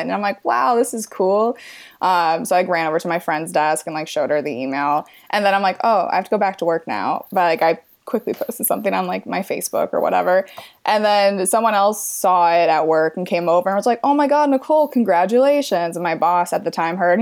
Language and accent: English; Midwest, United States; moved away as an adult; now in Los Angeles, United States; I'm from the Midwest and I just missed my home and my family and all my like friends from back home.